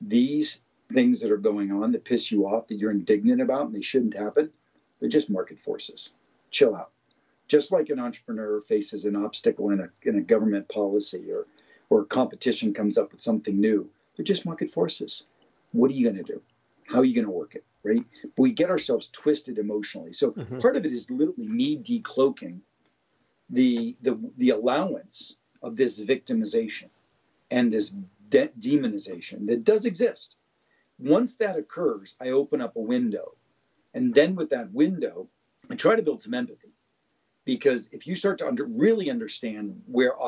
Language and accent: English; Pittsburgh, Pennsylvania, United States; I grew up in Pittsburgh